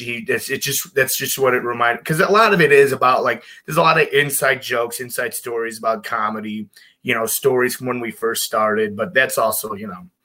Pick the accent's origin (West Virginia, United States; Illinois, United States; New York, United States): Illinois, United States; Chicago; growing up in Chicago, very near and dear to my heart